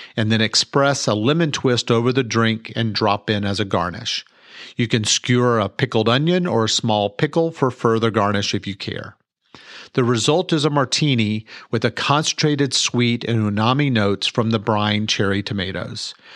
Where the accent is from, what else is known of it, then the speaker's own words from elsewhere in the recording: Mansfield, Texas, United States; I was born and raised here in Mansfield, Texas.